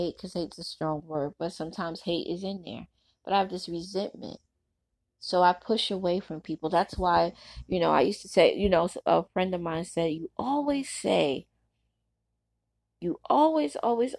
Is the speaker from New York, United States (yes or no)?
yes; New York City, New York, United States; I was a girl growing up in Brooklyn.